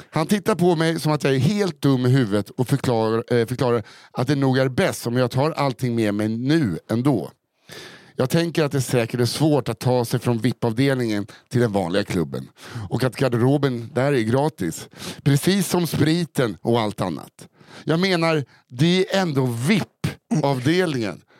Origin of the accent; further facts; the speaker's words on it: Norrland, Sweden; Eftersom att jag är uppvuxen i Norrlands inland